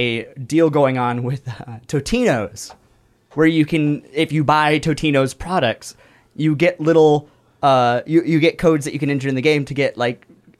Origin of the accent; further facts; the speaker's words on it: Southwest, United States; we are from the Southwest over here